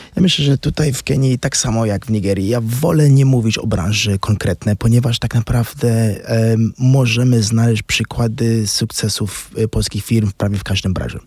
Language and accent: Polish; Pretoria, Gauteng, South Africa; moved away as an adult; also born or lived in England; now in Kenya; w Pretorii, w Erpa się urodziłem